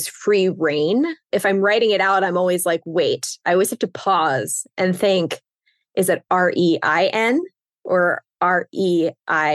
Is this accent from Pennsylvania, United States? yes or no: yes; Pennsylvania, United States; now in New York, United States; I grew up in Pennsylvania, and I live in New York now.